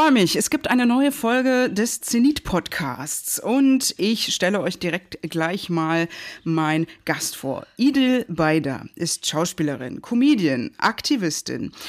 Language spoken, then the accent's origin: German; Berlin, Germany; ich bin so ein Berliner Kind